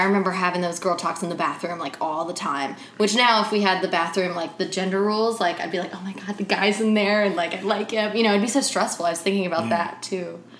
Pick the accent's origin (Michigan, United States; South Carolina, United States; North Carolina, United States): South Carolina, United States; moved away; Every time I go home to South Carolina